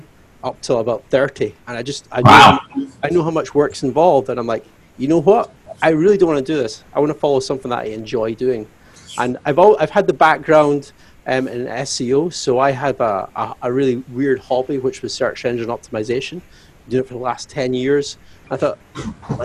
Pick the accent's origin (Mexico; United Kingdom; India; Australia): United Kingdom; Glasgow, Scotland; now in Aberdeen, United Kingdom; I am from Scotland, Aberdeen, Scotland, originally Glasgow. But I'm in Aberdeen today